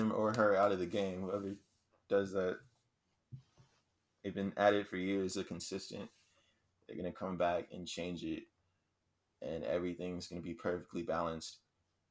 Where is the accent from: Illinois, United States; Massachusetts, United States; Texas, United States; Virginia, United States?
Texas, United States; Houston